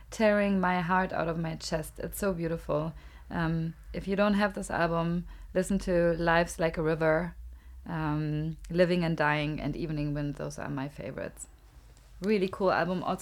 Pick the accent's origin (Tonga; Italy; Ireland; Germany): Germany; English is a second language; also born or lived in Los Angeles, United States; I mean, now when I open my mouth, it's like you are from Germany.